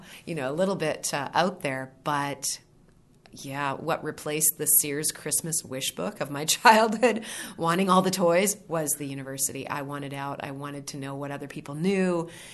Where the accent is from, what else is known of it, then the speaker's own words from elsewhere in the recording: Vanderhoof, British Columbia, Canada; moved away as an adult; also born or lived in Victoria, British Columbia; I was born and raised in the center of the province. The sign, if you drive through my hometown, says Vanderhoof, the heart of it all